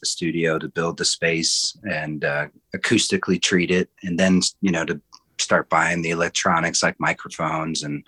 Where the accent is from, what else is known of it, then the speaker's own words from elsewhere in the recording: Akron, Ohio, United States; now in Provo, United States; I'm originally from Akron, Ohio